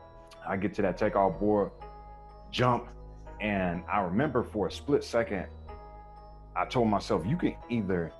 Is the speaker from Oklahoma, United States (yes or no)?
no; Raleigh, North Carolina, United States; I grew up in Raleigh, North Carolina. So East Coast kid.